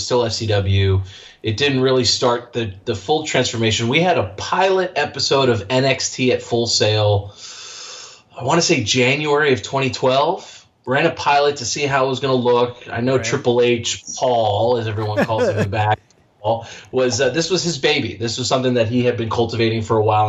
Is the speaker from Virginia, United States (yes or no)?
yes; right outside D.C., Northern Virginia, United States; moved away as an adult; now in Florida, United States; I was born and raised in right outside D.C., Northern Virginia